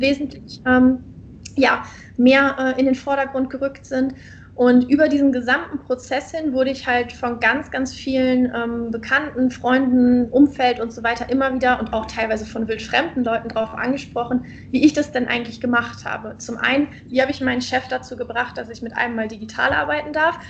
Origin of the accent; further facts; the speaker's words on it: Germany; moved away as an adult; now in Indonesia; als Deutscher